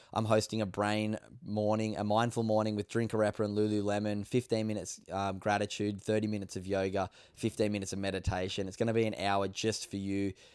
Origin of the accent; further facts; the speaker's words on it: Sydney, New South Wales, Australia; moved away as an adult; now in Gold Coast, Australia; I grew up in Sydney